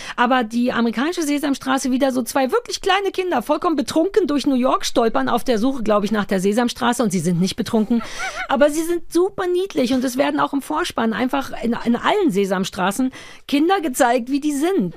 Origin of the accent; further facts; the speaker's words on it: Berlin, Germany; ich bin in Berlin-Mitte groß geworden